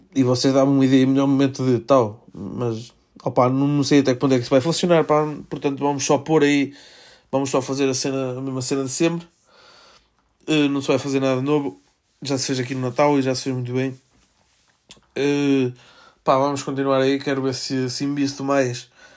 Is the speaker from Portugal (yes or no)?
yes; Melgaço, Norte, Portugal; Eu sou de Melgaço, vejo, miro a Espanha do, por mim ventana